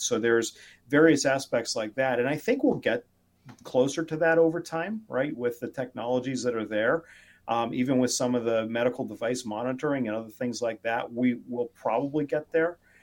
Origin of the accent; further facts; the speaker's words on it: McKeesport, Pennsylvania, United States; now in Connecticut, United States; I was born in uh, McKeesport Hospital, um, but uh, I live in Connecticut now